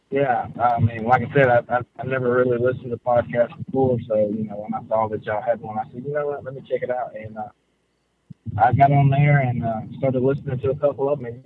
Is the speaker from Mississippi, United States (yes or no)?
no; Shiloh, Georgia, United States; I'm from Shiloh, Georgia, and oh. I was going to tell you, it's a very small little place on the map, and I don't have great service.